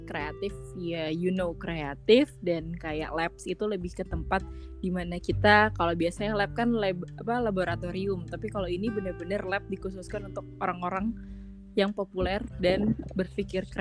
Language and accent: Indonesian; Jakarta, Indonesia; born there; lahir di Jakarta